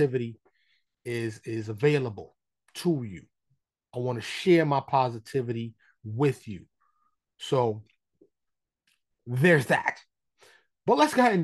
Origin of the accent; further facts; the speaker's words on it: New York City, New York, United States; now in Texas, United States; born and raised in New York City